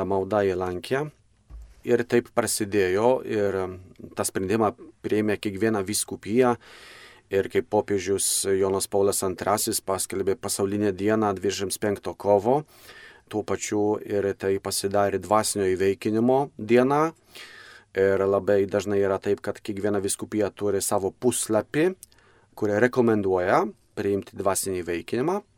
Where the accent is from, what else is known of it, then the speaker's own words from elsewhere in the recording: Poland; moved away as an adult; now in Lithuania; aš pats esu kilęs iš, iš Lenkijos.